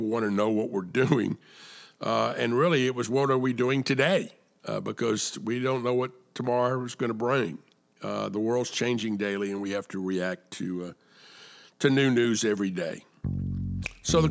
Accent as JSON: {"language": "English", "town": "Atlanta", "region": "Georgia", "country": "United States", "tie": "born or raised there", "said": "I was born and raised in Atlanta"}